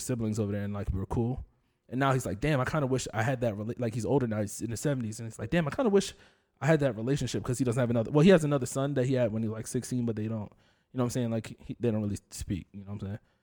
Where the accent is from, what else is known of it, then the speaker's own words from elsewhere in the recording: Union, United States; I grew up in Union